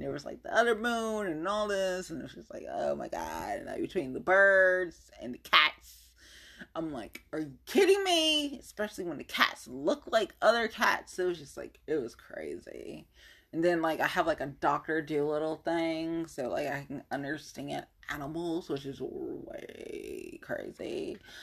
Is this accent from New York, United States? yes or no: no; Ohio, United States; born or raised there